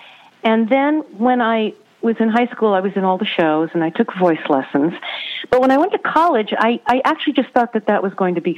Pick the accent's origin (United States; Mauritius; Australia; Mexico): United States; Colorado; also born or lived in Denver; Well, we grew up in Colorado. I grew up in Denver, in Colorado Springs.